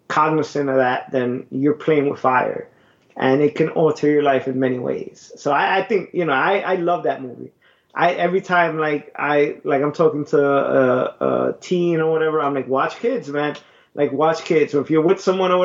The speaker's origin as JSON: {"language": "English", "town": "New York City", "region": "New York", "country": "United States", "tie": "born or raised there", "said": "growing up in Brooklyn, Bushwick"}